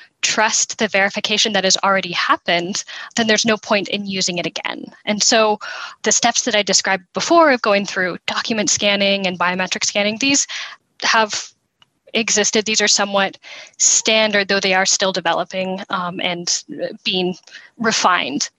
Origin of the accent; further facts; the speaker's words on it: United States; As an American